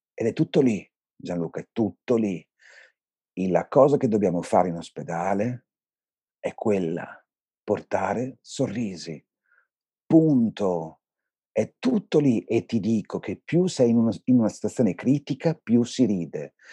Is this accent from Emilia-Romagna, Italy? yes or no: yes; Bologna, Emilia-Romagna, Italy; Io non ho scelto di vivere a Bologna perché sono di Bologna.